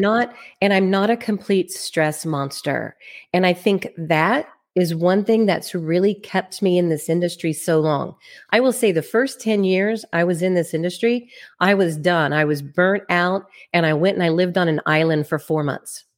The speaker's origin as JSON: {"language": "English", "town": "Plano", "region": "Texas", "country": "United States", "tie": "born or raised there", "moved": "yes", "lives_now": "Kansas City, United States", "said": "I am originally from Plano, Texas. That's where I was raised"}